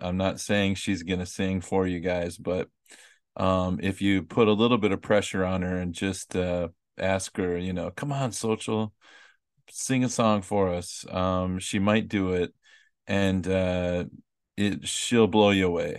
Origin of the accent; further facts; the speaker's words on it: United States; moved away; I really don't even think of myself as American anymore